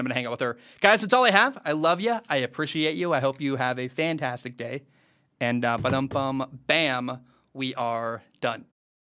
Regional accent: Olympia, Washington, United States; I was born in Saint Peter's Hospital in Olympia, Washington

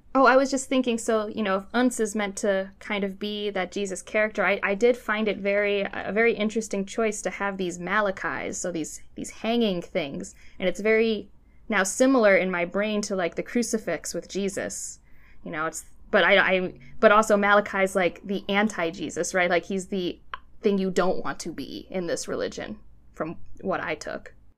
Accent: Cleveland, Ohio, United States; I grew up in Cleveland

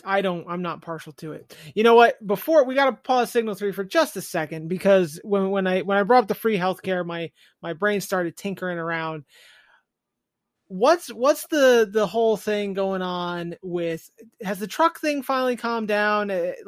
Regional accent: United States; I said, you know what? I'm not Canadian. It's not my problem, unfortunately. We've got enough problems down here in America.

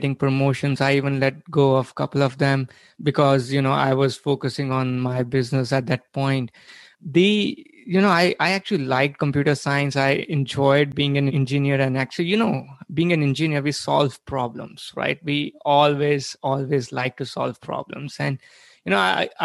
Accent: India; moved away as an adult; now in United States; I was born and brought up in India, where, you know, I did my undergrad

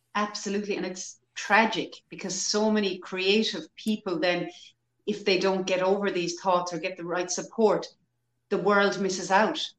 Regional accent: Ireland; historically as Irish people, we were always very poor.

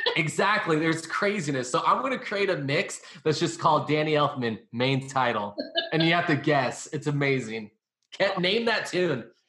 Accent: California, United States; I'm from California.

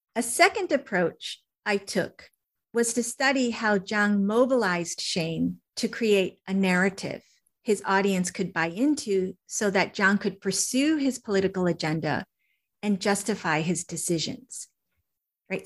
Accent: Connecticut, United States; also born or lived in Wisconsin / Ohio / Georgia; during my K through 12 years, I lived in Connecticut

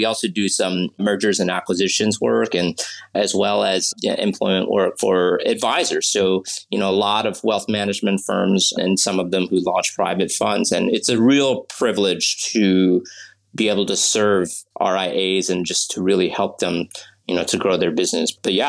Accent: Pittsburgh, Pennsylvania, United States; born there; also born or lived in New Orleans, United States; So going back, I was born in Pittsburgh, and I lived in New Orleans for a stretch as well when I was very young.

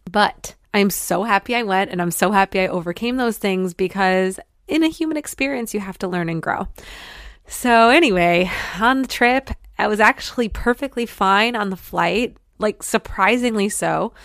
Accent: Detroit, Michigan, United States; moved away; my hometown of Detroit

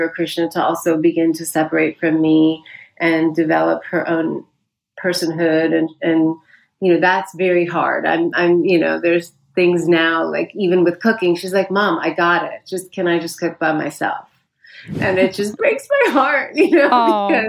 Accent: United States; also born or lived in India; I grew up 25% of my childhood was spent in India, because while I've been here since I was four and went mostly through the American school system

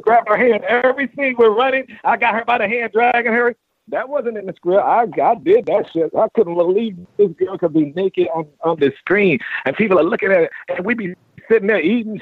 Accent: North Carolina, United States; moved away; I was raised in North Carolina

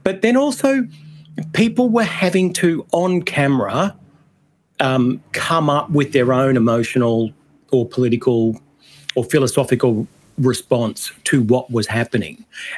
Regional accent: Australia; So I think our way of avoiding the list is to say we are all Australian and voting no is not racist.

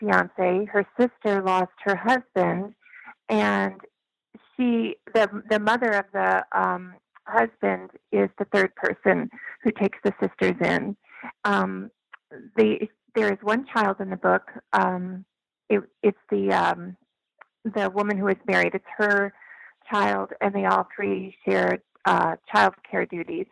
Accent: Missouri, United States; I grew up in Missouri

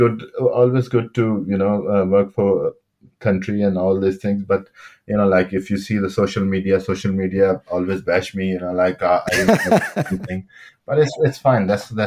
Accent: Pakistan

